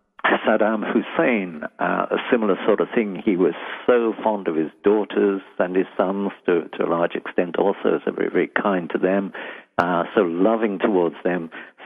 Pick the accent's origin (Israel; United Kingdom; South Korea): United Kingdom; London; now in United States; From London.